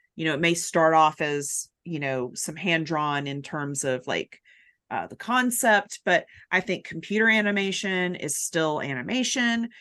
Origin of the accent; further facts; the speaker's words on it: Chattanooga, Tennessee, United States; now in Atlanta, United States; I'm from Chattanooga originally, my husband is too, and our parents live there